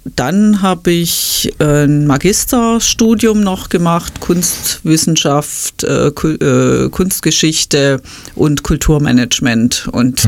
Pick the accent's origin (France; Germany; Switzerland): Germany; Stuttgart, Baden-Württemberg; moved away as an adult; also born or lived in Ludwigsburg; now in Schwäbisch Hall, Germany; ich bin ja Stuttgarterin